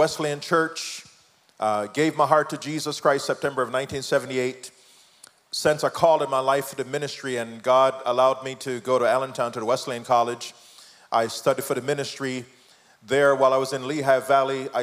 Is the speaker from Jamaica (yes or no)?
yes; Jamaica; moved away; I am the product of my mom, teenage mom, raised by my grandmom. My mom came to America, left me in Jamaica